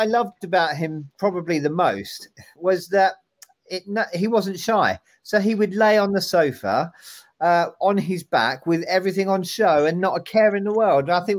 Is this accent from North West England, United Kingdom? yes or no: no; London, United Kingdom; My mum was Cockney. I'm South East London.